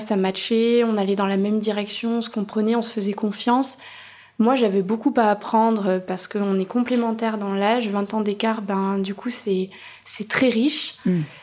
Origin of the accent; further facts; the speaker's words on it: Auvergne-Rhône-Alpes, France; moved away as an adult; now in Bordeaux, France; J'avais fait mes études en Auvergne